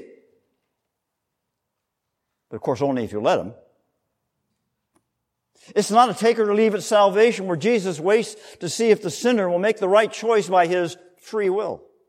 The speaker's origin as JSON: {"language": "English", "town": "Manhattan Beach", "region": "California", "country": "United States", "tie": "born or raised there", "said": "I grew up in Manhattan Beach, California. Anybody heard of Manhattan Beach, California? Suburb of Los Angeles, about 4 miles south of the airport."}